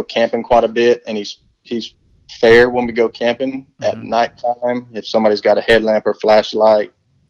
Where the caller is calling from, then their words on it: Florida, United States; Up in the Panhandle, around right outside of Tallahassee.